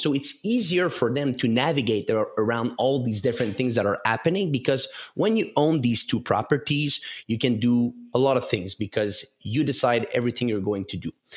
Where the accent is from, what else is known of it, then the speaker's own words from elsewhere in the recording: Canada; English is a second language; I'm from the French part of Canada. So maybe that's why of my accent.